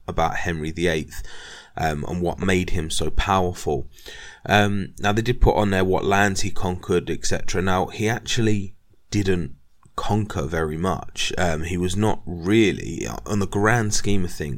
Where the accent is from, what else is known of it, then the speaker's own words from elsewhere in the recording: England, United Kingdom; being English